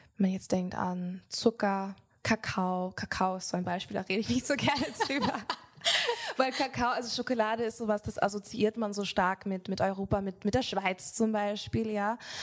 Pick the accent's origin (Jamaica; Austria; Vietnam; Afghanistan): Jamaica; Ich komme selber aus Jamaika